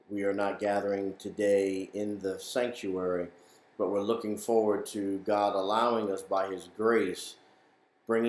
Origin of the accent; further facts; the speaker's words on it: New York City, New York, United States; moved away; growing up in New York, going to church there in the Bronx